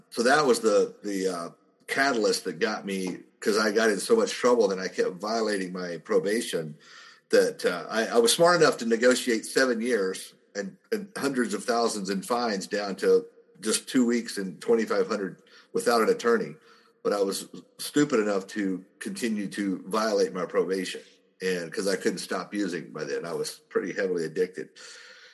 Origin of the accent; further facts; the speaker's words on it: southern Oklahoma, United States; I grew up in a very small town in southern Oklahoma